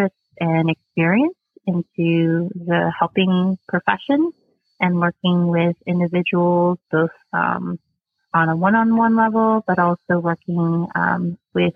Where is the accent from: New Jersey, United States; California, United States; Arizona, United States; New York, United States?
New Jersey, United States; now in North Carolina, United States; I'm originally from New Jersey